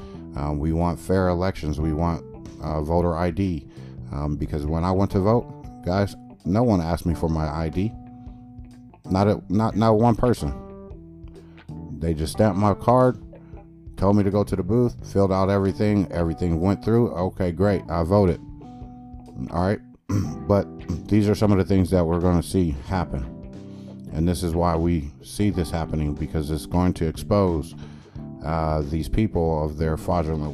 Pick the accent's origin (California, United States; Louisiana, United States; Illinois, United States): California, United States; moved away; also born or lived in Midwest / Texas; I grew up in California all day where it's hustle and bustle and everybody is just mean